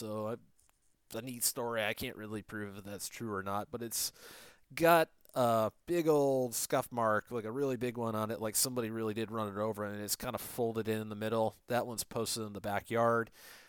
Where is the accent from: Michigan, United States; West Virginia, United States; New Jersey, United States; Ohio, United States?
Michigan, United States; Detroit; also born or lived in Orlando / Phoenix; I got a lot of the stuff from Michigan because I'm originally from the Detroit area.